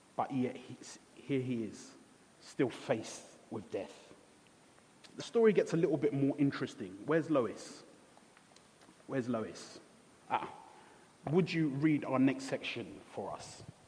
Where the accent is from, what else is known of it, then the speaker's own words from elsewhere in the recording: Ghana; I was born in Ghana